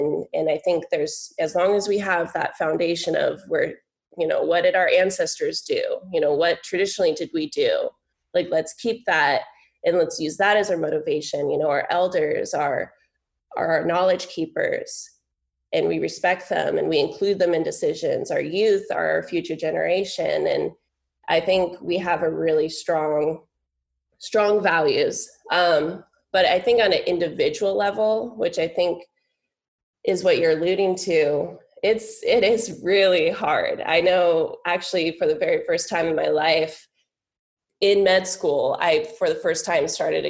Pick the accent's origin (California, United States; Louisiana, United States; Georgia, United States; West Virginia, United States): California, United States; moved away as an adult; now in Connecticut, United States; growing up in California, there's many more natives, many more tribes.